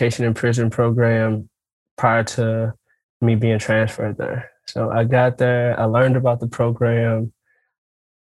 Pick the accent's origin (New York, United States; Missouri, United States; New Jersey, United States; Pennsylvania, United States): Missouri, United States; St. Louis; now in Nashville, United States; I grew up in St. Louis.